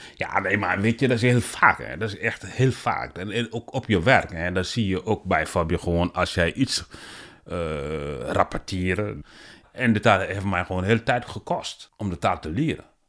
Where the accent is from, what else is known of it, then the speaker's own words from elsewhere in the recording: Senegal; Dutch is a second language; also born or lived in Guinea; now in Netherlands; ik ben geboren in eh, Guinea en uh, opgegroeid in Senegal. Zeg maar, ik woon eh, sinds 2000 in Nederland